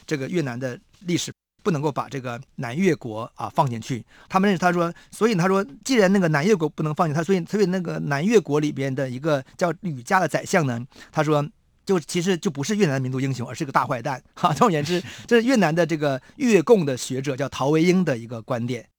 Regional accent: Guangdong, China; 使我们这个广东省呢，使使使我们广东人的这个接受中国化影响晚了一百年。

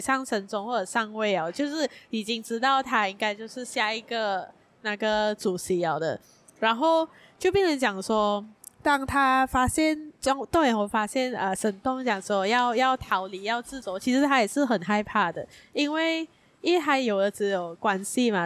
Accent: Malaysia; 我们身为一个马来西亚人，在身为一个平民百姓，在身为一个，呃，马来西亚的穷人

